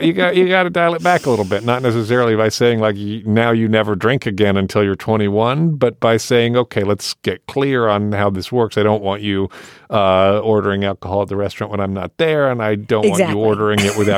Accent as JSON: {"language": "English", "country": "United Kingdom", "tie": "born or raised there", "said": "I was raised in the United Kingdom, which as part of Europe is more sort of sophisticated about these things."}